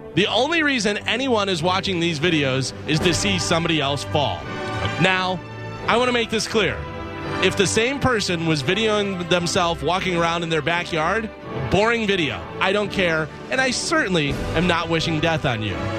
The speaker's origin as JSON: {"language": "English", "region": "Illinois", "country": "United States", "tie": "born or raised there", "said": "one of my friends growing up in Illinois"}